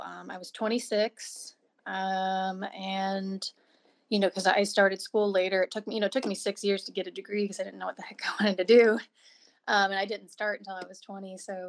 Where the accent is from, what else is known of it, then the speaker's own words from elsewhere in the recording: Colombia; I'm from Colombia, so I've been in this community a while.